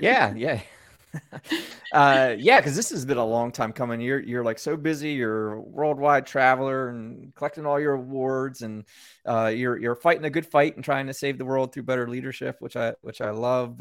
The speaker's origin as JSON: {"language": "English", "country": "United States", "tie": "born or raised there", "said": "I am that American born here"}